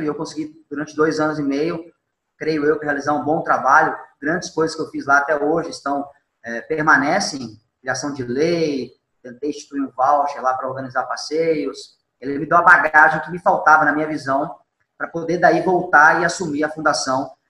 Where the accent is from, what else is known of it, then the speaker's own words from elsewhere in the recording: Mato Grosso do Sul, Brazil; also born or lived in Minas Gerais / Belo Horizonte; Eu, apesar de ter sido criado aqui no Mato Grosso do Sul, eu sou mineiro